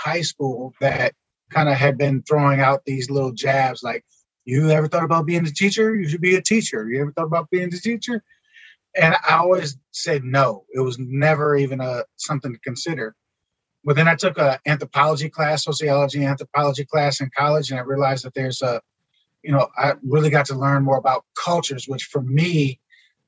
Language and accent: English; Milwaukee, Wisconsin, United States; growing up in Milwaukee, we didn't have a whole lot